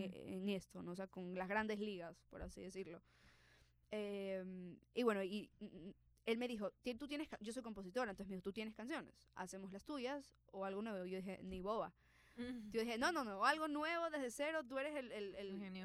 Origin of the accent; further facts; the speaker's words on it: Ecuador; yo estoy en Ecuador, que soy latina, que tengo que aprender a abrazar lo que soy, o sea, exacto, mis raíces